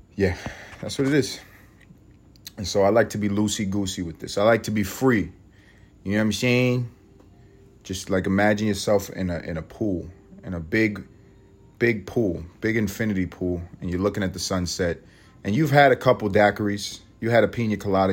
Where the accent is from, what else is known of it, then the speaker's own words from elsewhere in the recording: United States; we're all American